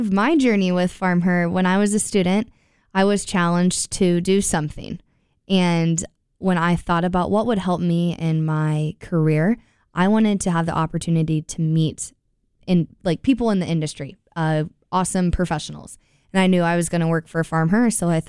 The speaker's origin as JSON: {"language": "English", "region": "Iowa", "country": "United States", "said": "Yeah, I come from Iowa, so the East Coast."}